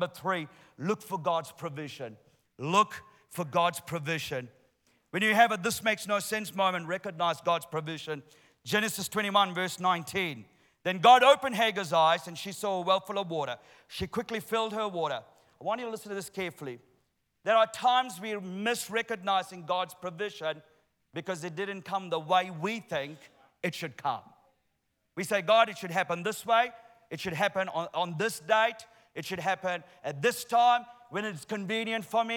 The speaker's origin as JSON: {"language": "English", "country": "Sri Lanka", "moved": "yes", "said": "I'm originally from Sri Lanka"}